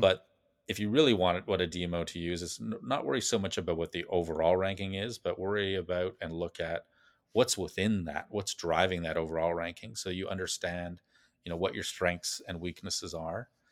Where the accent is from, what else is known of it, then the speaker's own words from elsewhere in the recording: Calgary, Alberta, Canada; moved away as an adult; also born or lived in Montreal; I grew up in Calgary, Alberta, Canada